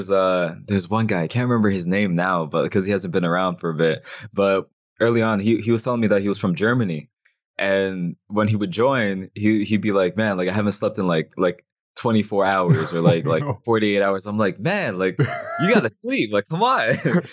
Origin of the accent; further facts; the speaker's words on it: Canada; So like the same way that like we're both Canadian, I like to support like the like people from like the city